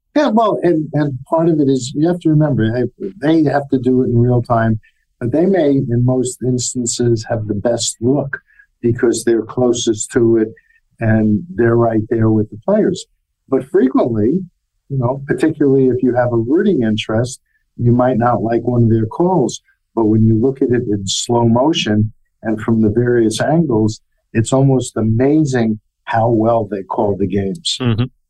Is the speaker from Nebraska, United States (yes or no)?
no; New York City, New York, United States; as a youngster growing up in New York City